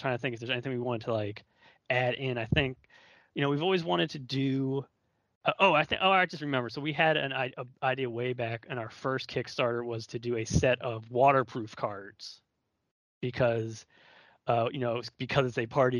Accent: Baltimore, Maryland, United States; moved away; I'm from Baltimore originally

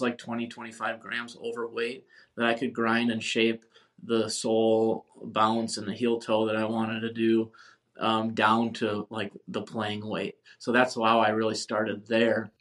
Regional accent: Wisconsin, United States; moved away as an adult; also born or lived in Minneapolis; now in San Diego, United States; I moved back um, to my hometown, Wisconsin

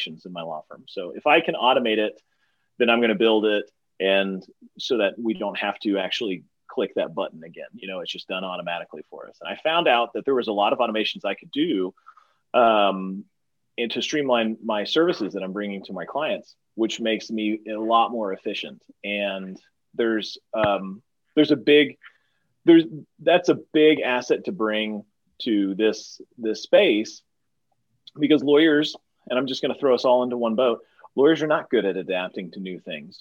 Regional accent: East Texas, United States; where I come from Texas, there's plenty of opportunity for people to get bullied in high school

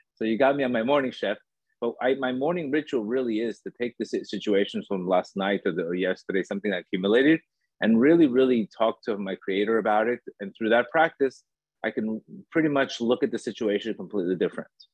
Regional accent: Miami Beach, Florida, United States; also born or lived in Colombia; I was born in Colombia. Um, I grew up in Miami Beach

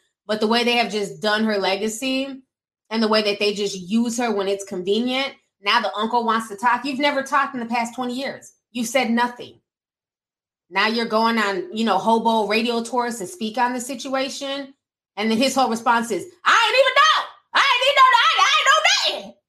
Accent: Midwest, United States; English is a second language; growing up in the Midwest

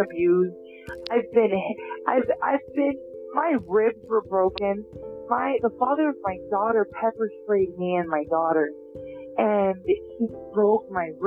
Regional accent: Los Angeles, California, United States; I grew up in North Hollywood

